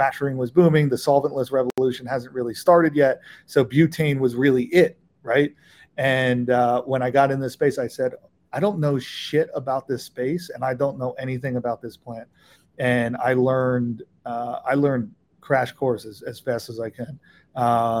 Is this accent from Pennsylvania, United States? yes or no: yes; Philadelphia, Pennsylvania, United States; I grew up in Philadelphia